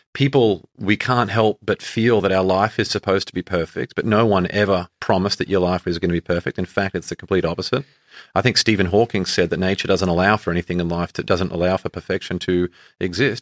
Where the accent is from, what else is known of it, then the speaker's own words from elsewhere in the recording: Australia; moved away; growing up in Australia